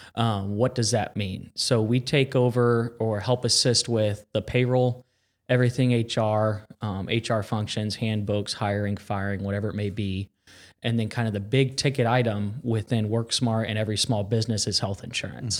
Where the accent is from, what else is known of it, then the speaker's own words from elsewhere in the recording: Carmel, Indiana, United States; born and raised in Carmel, Indiana